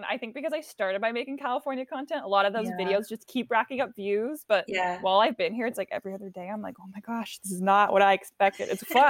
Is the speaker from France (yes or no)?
yes; France; born there; I mean, like I mentioned earlier, I was born in France, and so my parents always kind of infused this desire